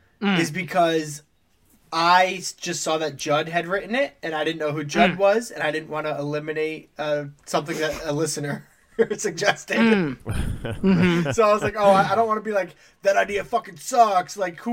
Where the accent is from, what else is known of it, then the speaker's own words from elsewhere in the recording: United States; We're American.